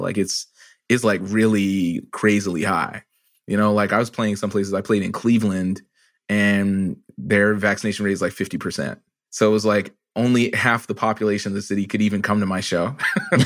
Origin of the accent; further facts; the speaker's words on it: Canada; I'm also a Canadian